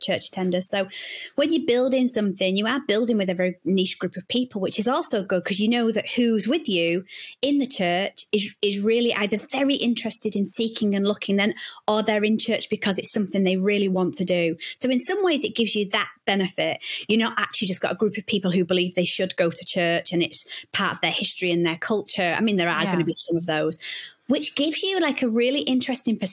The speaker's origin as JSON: {"language": "English", "town": "Manchester", "region": "North West England", "country": "United Kingdom", "tie": "born or raised there", "moved": "yes", "lives_now": "Bradford, United Kingdom", "said": "I grew up in Manchester, which is probably one of the main cities."}